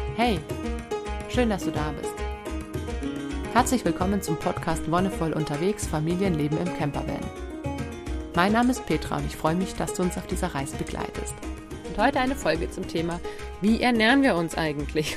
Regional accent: Bavaria, Germany; Bei uns in Bayern

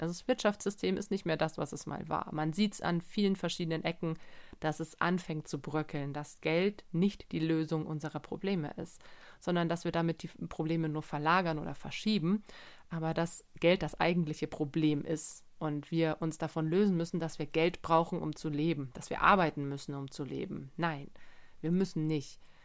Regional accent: Germany; bei uns in Deutschland

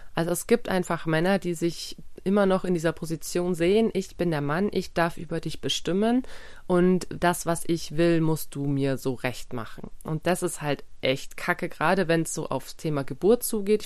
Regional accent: Germany; bei uns in Deutschland

